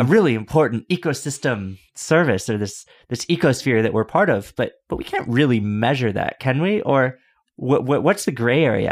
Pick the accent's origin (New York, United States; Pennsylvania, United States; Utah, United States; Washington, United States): New York, United States; As a New Yorker